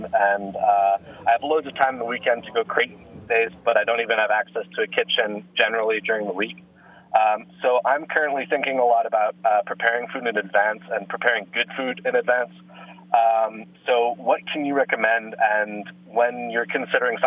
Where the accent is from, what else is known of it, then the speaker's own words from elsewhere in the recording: Switzerland; half American, half Dutch, but I grew up in Switzerland